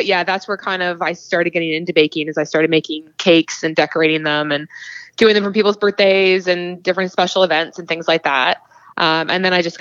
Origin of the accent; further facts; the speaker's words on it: Cambridge, Ontario, Canada; I'm actually from Cambridge, so about an hour west of Toronto